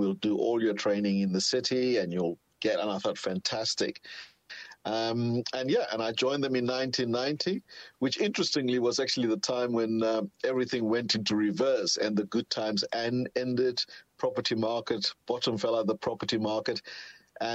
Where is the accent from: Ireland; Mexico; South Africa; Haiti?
South Africa; moved away as an adult; also born or lived in London; as a South African, you tend to take that for granted. But trust me, if you've been working and living in London for many years, it was absolutely an amazing thing to wake up in the morning and see sunshine.